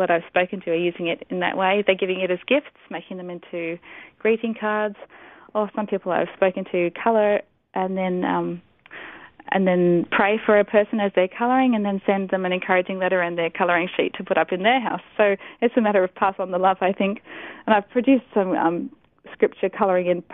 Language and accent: English; Pakistan; moved away; I grew up in Pakistan, and so that was sort of part of my childhood